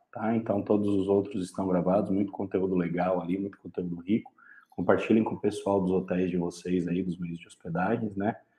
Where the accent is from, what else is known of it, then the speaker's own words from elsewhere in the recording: São Paulo, Brazil; moved away as an adult; now in São José do Rio Preto, Brazil; Sou paulistano